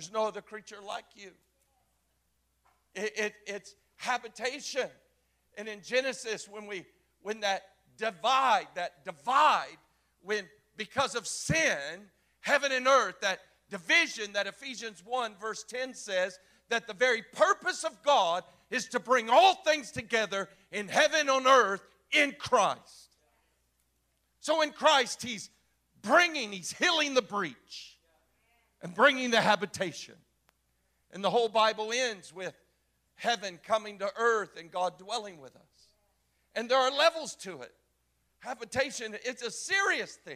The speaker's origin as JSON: {"language": "English", "region": "Florida", "country": "United States", "tie": "born or raised there", "also_born_or_lived": "Cocoa Beach, Florida / Orlando, Florida / Jacksonville, Florida / Kansas City, Missouri", "moved": "as an adult", "said": "I am a Florida native. I was born in Cocoa Beach and raised and outside of Orlando, and then moved up to just south of the Georgia line outside of Jacksonville"}